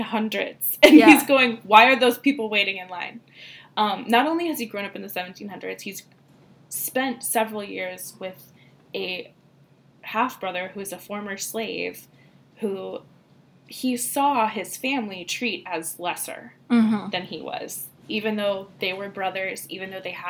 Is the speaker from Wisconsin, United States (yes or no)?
no; Texas, United States; Yes, we're from Texas. We say nuclear.